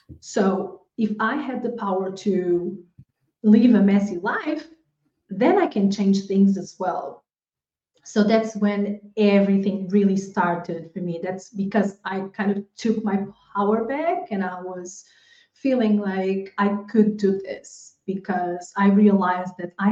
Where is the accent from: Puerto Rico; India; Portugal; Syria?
Portugal; moved away as an adult; also born or lived in Angola; now in Spain; I was born in Angola in Africa, but I was raised in Portugal